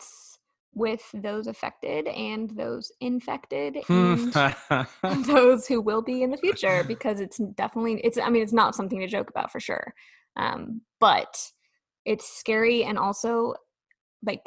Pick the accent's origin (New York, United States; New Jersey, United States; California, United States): California, United States; now in Nashville, United States; I grew up in California where earthquakes are a thing